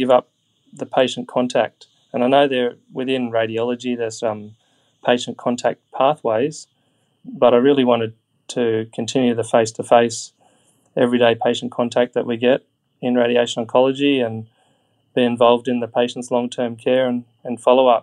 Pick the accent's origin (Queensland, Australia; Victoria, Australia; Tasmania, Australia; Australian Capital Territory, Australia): Queensland, Australia; Brisbane; moved away as an adult; now in Lismore, Australia; I'm a Queenslander. I grew up in Brisbane, went throughout school in Queensland.